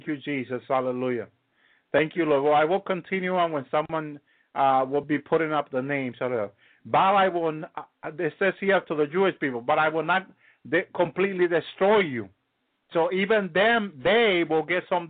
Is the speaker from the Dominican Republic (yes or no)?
yes; Dominican Republic; English is a second language; I come from the Dominican Republic